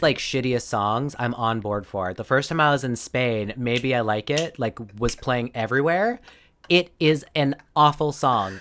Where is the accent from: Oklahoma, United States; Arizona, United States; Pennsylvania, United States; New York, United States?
Arizona, United States; grew up in Arizona, uh, all through, like, elementary, middle